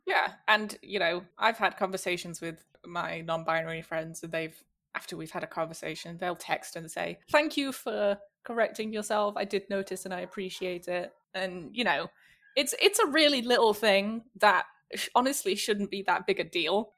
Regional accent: the north of England, United Kingdom; accent: Northern English; moved away; the north of England where I'm from.

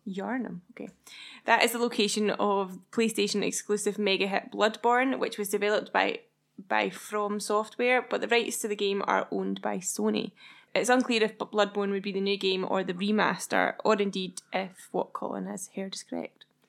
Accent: Scotland, United Kingdom; We're Scottish, so we say Kena

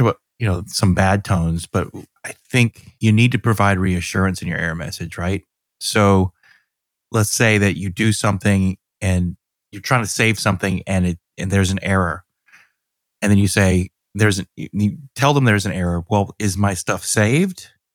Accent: Georgia, United States; I'm from Georgia

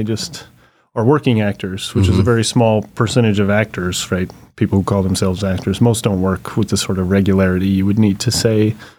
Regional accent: Albuquerque, New Mexico, United States; Albuquerque, New Mexico.

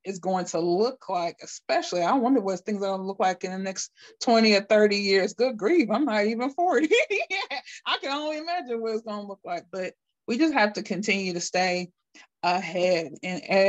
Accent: Akron, Ohio, United States; I'm from Akron, Ohio

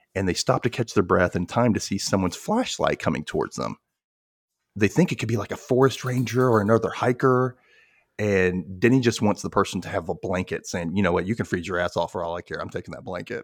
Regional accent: Memphis, Tennessee, United States; me and my cousins from here were like, "Memphis?"

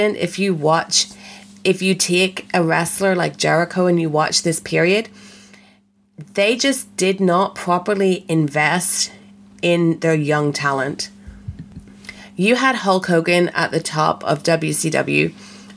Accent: Belfast, Northern Ireland, United Kingdom; I am from Belfast

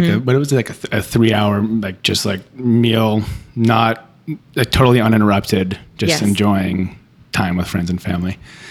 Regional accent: Cape Cod, Massachusetts, United States; now in Boston, United States; I'm from Cape Cod

